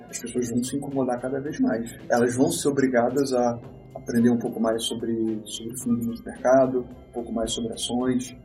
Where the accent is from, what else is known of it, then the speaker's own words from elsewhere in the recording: Rio de Janeiro, Brazil; moved away as an adult; also born or lived in Porto Alegre; eu sou carioca, uhum. mas eu fui morar em Porto Alegre, minha empresa nasceu lá em 2001